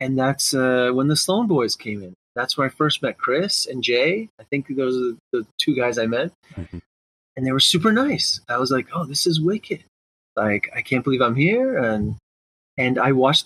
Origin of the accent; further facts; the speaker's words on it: Brampton, Ontario, Canada; I was from Brampton